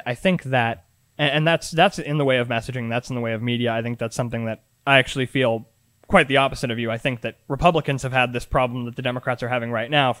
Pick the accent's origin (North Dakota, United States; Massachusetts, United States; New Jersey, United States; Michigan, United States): Massachusetts, United States; I went to school in Massachusetts. This is, you know, one of the top three most progressive states in the country.